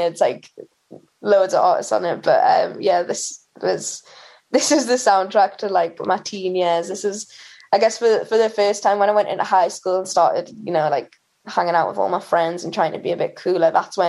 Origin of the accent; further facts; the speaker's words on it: Newcastle upon Tyne, North East England, United Kingdom; In Newcastle. So yeah, I went to like an all-girls school in Newcastle